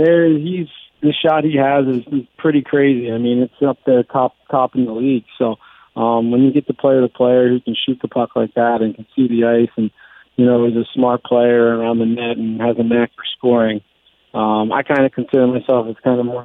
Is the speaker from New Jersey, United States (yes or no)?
yes; New Jersey, United States; I'm from South Jersey